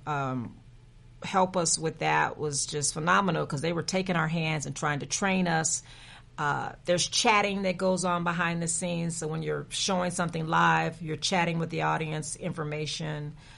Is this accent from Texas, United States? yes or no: yes; San Antonio, Texas, United States; moved away as an adult; I am a native from San Antonio, Texas, born and bred